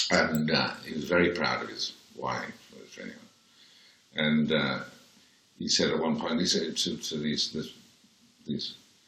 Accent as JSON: {"language": "English", "town": "Birmingham", "region": "West Midlands", "country": "United Kingdom", "tie": "born there", "said": "Now, that's weird, because I was born in White Green Road."}